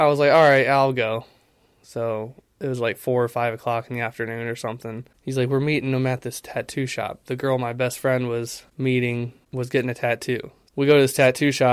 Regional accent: Ohio, United States; I was born in Ohio, 1995, May to be exact

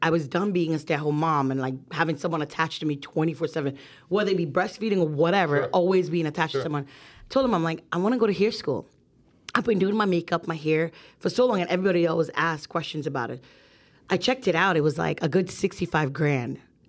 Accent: New Jersey, United States; I'm from Jersey. I say realtor with an A in the middle.

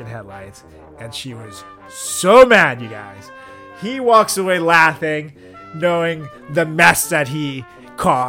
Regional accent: Venezuela; moved away; From Venezuela.

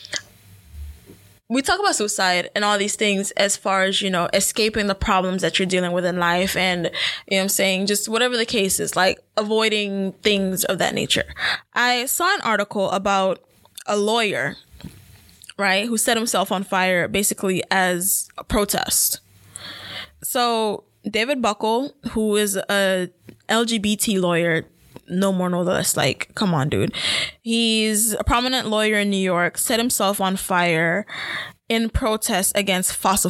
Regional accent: Jamaica; as a Jamaican myself

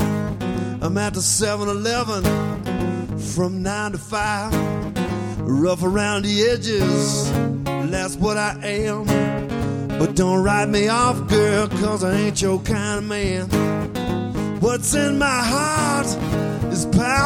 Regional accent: Tupelo, Mississippi, United States; I'm from Tupelo, Mississippi, the birthplace of ….

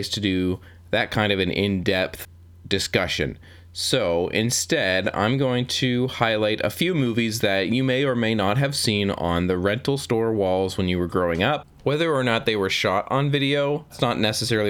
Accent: Canada; I am Canadian

